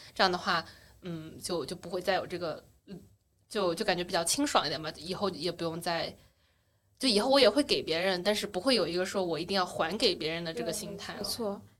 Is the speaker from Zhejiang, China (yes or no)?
yes; Wenzhou, Zhejiang, China; moved away as an adult; also born or lived in Beijing / United States; now in Shanghai, China; 我是温州人